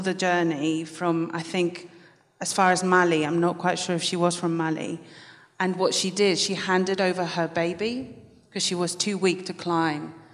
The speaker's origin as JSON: {"language": "English", "country": "Spain", "moved": "yes", "lives_now": "United Kingdom", "said": "I'm also from Spain"}